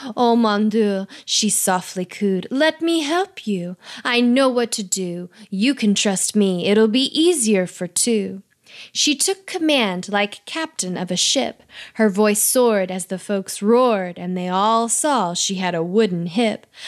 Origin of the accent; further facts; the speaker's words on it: Texas, United States; I'm from Texas too